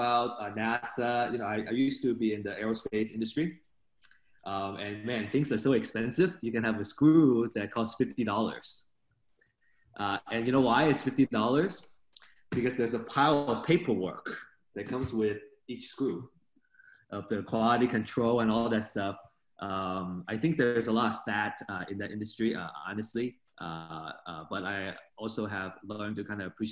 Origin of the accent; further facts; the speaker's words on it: China; moved away; growing up in China in the 80s kind of period, it was a very poor period